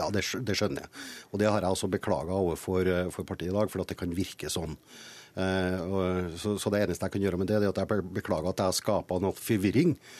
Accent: Trøndelag, Norway; som trønder

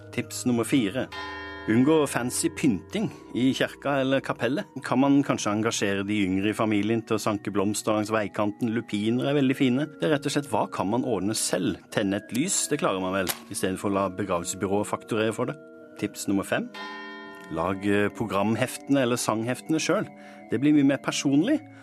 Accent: the Sørland coast, Southern Norway, Norway; der jeg kommer fra, sørlandskysten.

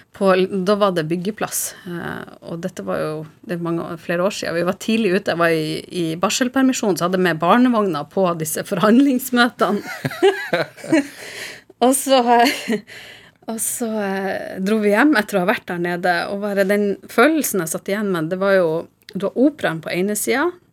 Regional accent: Harstad, Northern Norway, Norway; now in Oslo, Norway; som nordlending i Oslo, så har du et savn til Nord-Norge.

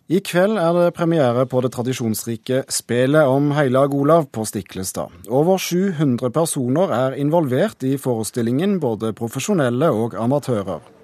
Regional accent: Trøndelag, Norway; jeg som trønder

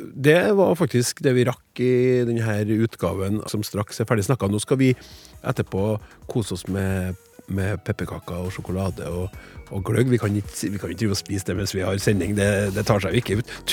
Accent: Vadsø, Finnmark, Norway; Jeg er selv fra Vadsø, der dette kun forekommer i selve byen, men ikke i bygdene byene rundt.

